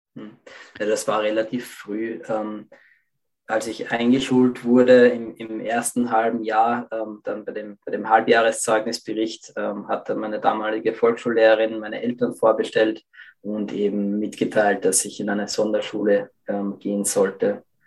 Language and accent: German; Lower Austria, Austria; ich bin in Österreich aufgewachsen, im Bereich Niederösterreich